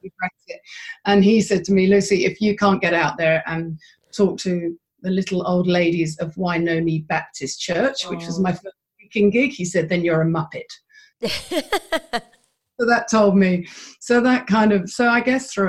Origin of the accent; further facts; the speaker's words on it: London, United Kingdom; moved away as an adult; also born or lived in Philadelphia; now in Christchurch, New Zealand; I'm a Londoner, but my adopted home of 20 years is Christchurch, New Zealand